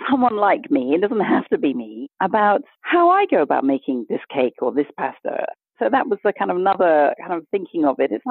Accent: Kenya; born there; also born or lived in Botswana; I was born in Kenya.

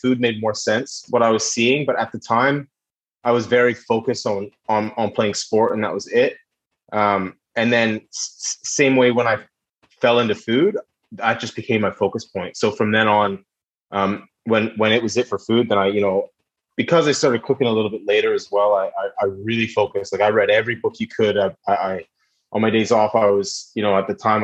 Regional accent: just outside of Vancouver, British Columbia, Canada; moved away; also born or lived in United Kingdom; Yeah, I'm a Vancouver boy. I'm from the West Coast. So born and raised in just outside of Vancouver

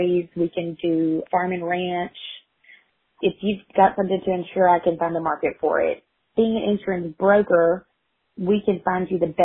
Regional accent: Clifton, Texas, United States; also born or lived in Hamilton, Texas / Waco, Texas; I was actually born in Hamilton, but I grew up in Clifton. I went to school, kindergarten through 12th grade here

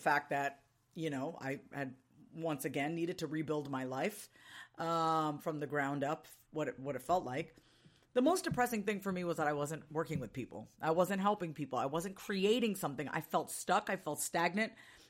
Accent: New York, United States; now in Austin, United States; Reminds me of being back, you know, living in the East Coast, being a New Yorker, and actually seeing the seasons change from, you know, spring to summer to fall and winter.

